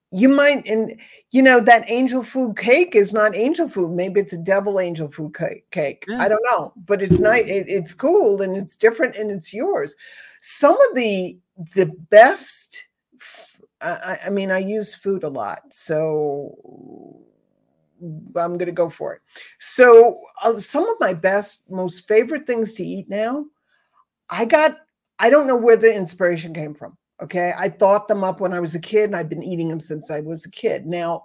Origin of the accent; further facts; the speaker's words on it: East Coast, United States; now in Southwest, United States; I grew up on the East Coast cornbread